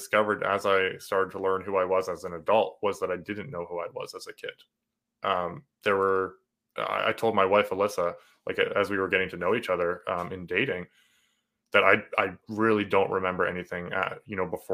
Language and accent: English; New Brunswick, Canada; accent: a little bit of Canadian, a little bit of British, a little bit of American; also born or lived in New Hampshire, United States; I'm in New Brunswick, Canada. We moved up when I was three